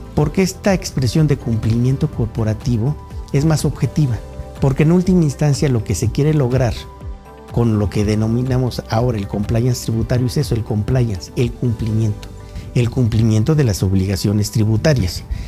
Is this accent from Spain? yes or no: no; Mexico; como mexicano y como estudioso del derecho tributario